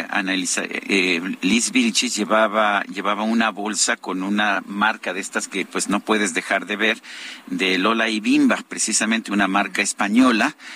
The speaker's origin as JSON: {"language": "Spanish", "country": "Mexico", "said": "como mexicano"}